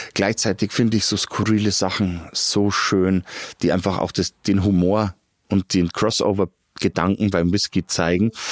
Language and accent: German; Garmisch-Partenkirchen, Bavaria, Germany; moved away as an adult; now in Regensburg, Germany; Ursprünglich komme ich aus Patenkirchen. Aber ich bin schon seit 95 in der schönen Domstadt und wollte nicht mehr weg.